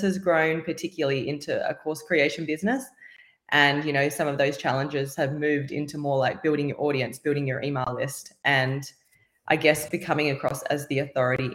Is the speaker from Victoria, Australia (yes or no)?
no; Sydney, New South Wales, Australia; I am from Sydney, Australia.